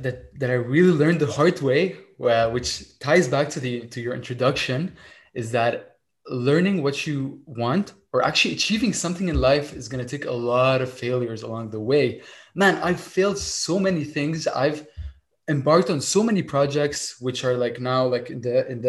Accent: Lebanon; moved away as an adult; now in Montreal, Canada; I kind of immigrated from Lebanon, moved to Montreal to pursue my engineering studies. And all my life, I grew up in Lebanon as a child

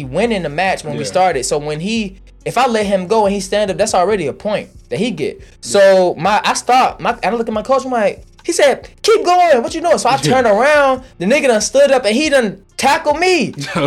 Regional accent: Fulton County, Georgia, United States; I was born on Cleveland, raised on Washington Road, moved on, lived on Gobbie, lived on Old Nat, lived in Camelot.

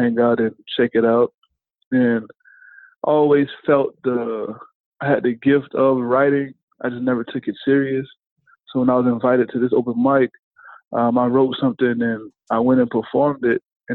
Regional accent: Miami, Florida, United States; now in Daytona, United States; I'm coming from Miami, living in Daytona

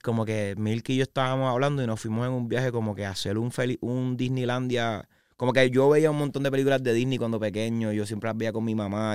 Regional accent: San Juan, Puerto Rico; also born or lived in Arecibo, Puerto Rico / Isabela, Puerto Rico; yo soy de San Juan, Puerto Rico, eh, pero nací en Arecibo

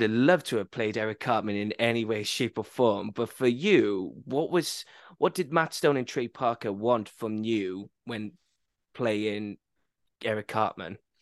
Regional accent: Wales, United Kingdom; I went a bit more posh English and I'm Welsh

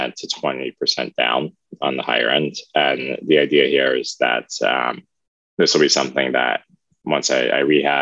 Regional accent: Maryland, United States; I grew up in the Maryland area in Anderton County

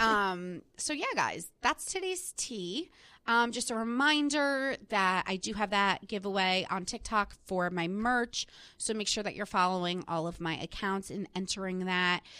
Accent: New Jersey, United States; now in New York, United States; I'm from New Jersey

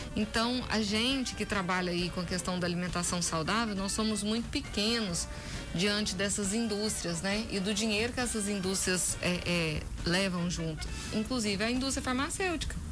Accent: Brazil; sou nascida e criada aqui em Umas

